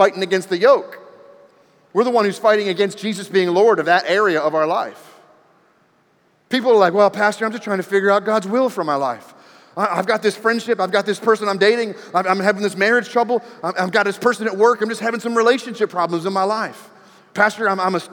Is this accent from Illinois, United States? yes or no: no; D.C., the Maryland area, United States; also born or lived in New Mexico; now in Texas, United States; I grew up in the Maryland area, right outside of Washington, D.C.